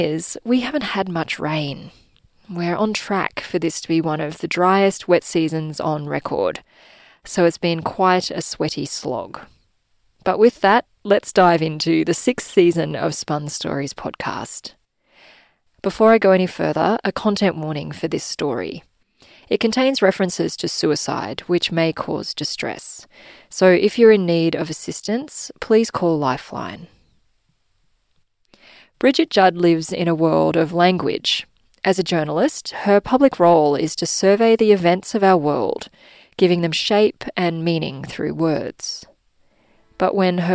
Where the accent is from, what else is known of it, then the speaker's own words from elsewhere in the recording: Darwin, Northern Territory, Australia; moved away as an adult; I grew up in Darwin